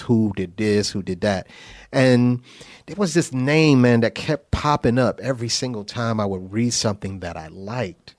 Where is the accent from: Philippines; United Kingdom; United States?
United States; New Haven, Connecticut; moved away; also born or lived in New York; I'm from New Haven, Connecticut